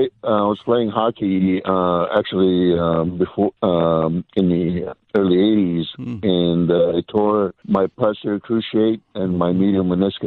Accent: Los Angeles, California, United States; I grew up in Hollywood, California.

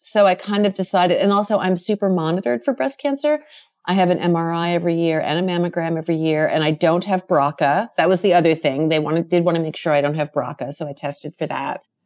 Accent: Rockland County, New York, United States; born or raised there

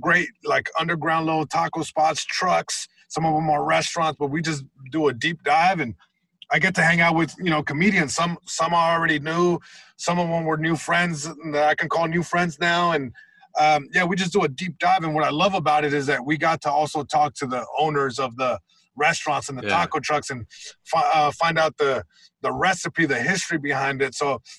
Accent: Long Beach, California, United States; just growing up in Long Beach, you know. You know, there's hoods everywhere, and I grew up in a very specific hood, you know, east side Long Beach

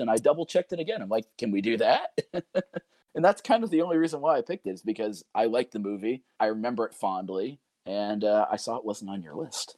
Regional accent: Pascack Valley, New Jersey, United States; I finished my high school career as a Pasquac Valley mascot

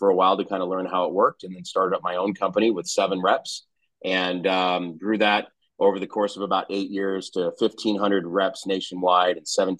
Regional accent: San Diego, California, United States; moved away as an adult; also born or lived in Orange County / Los Angeles; now in Phoenix, United States; I'm born and raised in Southern California in San Diego. Spent most of my life, up until very recently in Southern California, San Diego, Orange County, Los Angeles. I went to Pepperdine, University of Malibu.

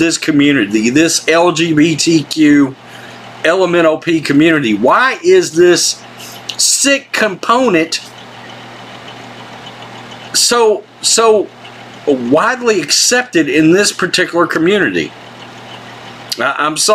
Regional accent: Texas, United States; as a Texan

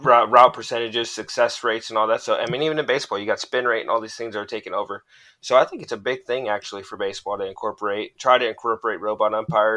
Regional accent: Fresno, California, United States; I'm from Fresno, California

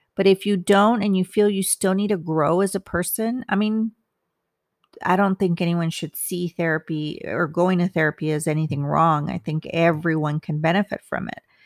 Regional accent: United States; I'm Hispanic. I'm Mexican American

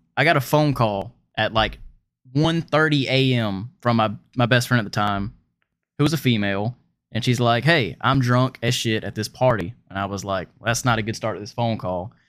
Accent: Pensacola, Florida, United States; moved away as an adult; also born or lived in Seattle; I'm from Florida, from Escambia County, Florida

